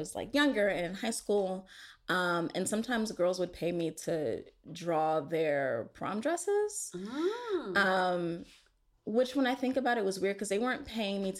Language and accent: English; Pittsburgh, Pennsylvania, United States; also born or lived in Boston; I was born in Boston, but we grew up in Pittsburgh